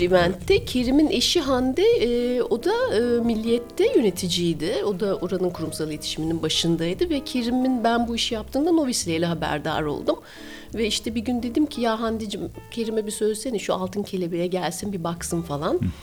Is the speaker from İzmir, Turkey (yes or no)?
no; Istanbul, Turkey; moved away as an adult; also born or lived in Vienna, Austria; İstanbulluyum ben. İstanbul'da doğdum, büyüdüm Gümüşsuyu'nda.